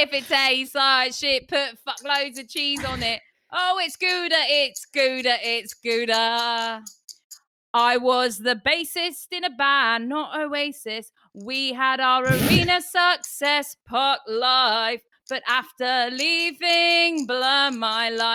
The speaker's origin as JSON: {"language": "English", "country": "Ireland", "said": "I'm Irish."}